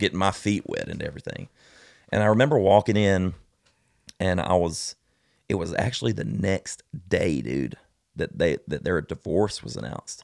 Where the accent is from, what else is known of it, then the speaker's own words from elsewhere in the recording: South Alabama, United States; I'm from South Alabama. Of course I'm country